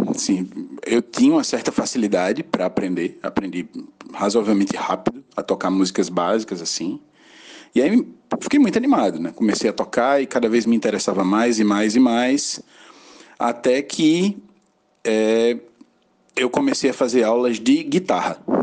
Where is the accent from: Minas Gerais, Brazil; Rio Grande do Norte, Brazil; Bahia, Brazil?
Rio Grande do Norte, Brazil; Acari; also born or lived in João Pessoa; now in Natal, Brazil; sou natural de Acari, no interior do Rio Grande do Norte, uma cidade bem pequenininha.